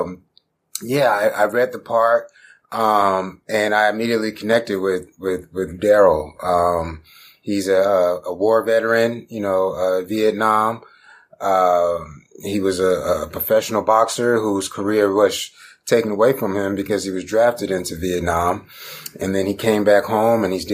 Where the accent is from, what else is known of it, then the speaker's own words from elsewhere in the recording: Stone Mountain, Georgia, United States; originally I'm from Stone Mountain, Georgia, you know, east side of Atlanta.